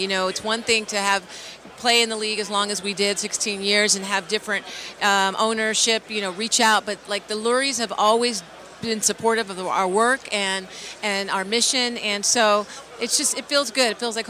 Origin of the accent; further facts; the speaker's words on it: Philadelphia, Pennsylvania, United States; now in Los Angeles, United States; of course I'm from Philly, so I bleed Eagle Green